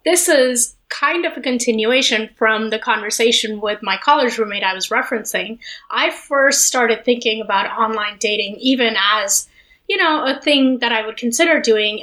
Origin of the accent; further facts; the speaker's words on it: Delhi, India; moved away as an adult; also born or lived in Los Angeles; when I was growing up in Delhi